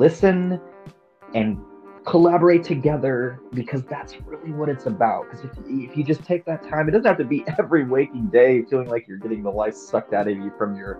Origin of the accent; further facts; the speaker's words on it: Catalina Island, California, United States; also born or lived in Los Angeles; I'm from California. I mean, Catalina Island boy